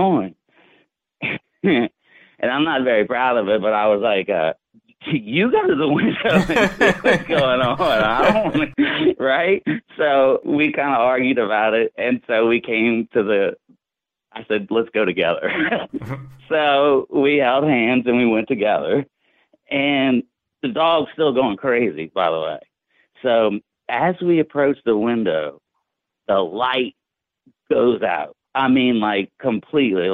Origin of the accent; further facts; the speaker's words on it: New Orleans, Louisiana, United States; also born or lived in North Shore of Lake Pontchartrain, Louisiana; I grew up in New Orleans, but we moved to the north shore around my teens.